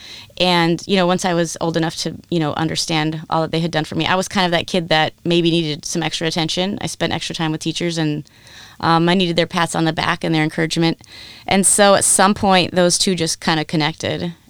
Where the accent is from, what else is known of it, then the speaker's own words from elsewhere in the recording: Southern California, United States; I grew up in Southern California